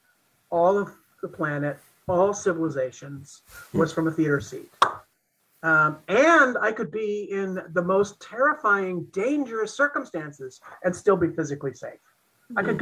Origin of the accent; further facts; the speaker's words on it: United States; growing up in Eisenhower, America, as a little gay boy